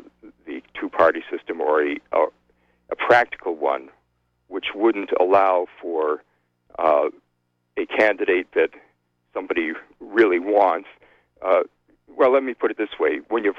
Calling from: Trenton, New Jersey, United States; from Trenton

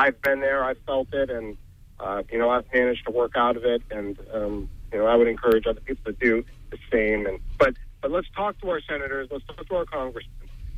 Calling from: Bangor, Maine, United States; I'm from Bangor.

